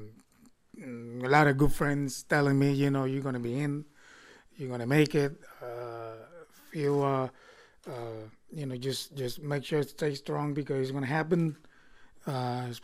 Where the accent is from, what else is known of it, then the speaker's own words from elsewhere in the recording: Vega Baja, Puerto Rico; growing up when a child from my hometown in Vega Baja